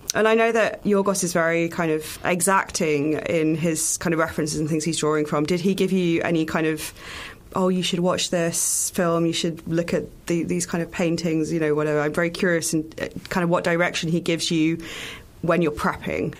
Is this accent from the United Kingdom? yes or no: yes; United Kingdom; as a British person